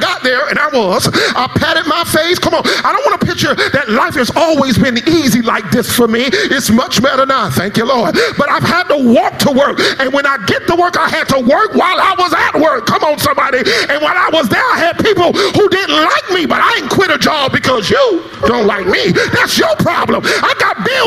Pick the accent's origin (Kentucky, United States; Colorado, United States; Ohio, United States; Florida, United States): Florida, United States; South; I come from South Florida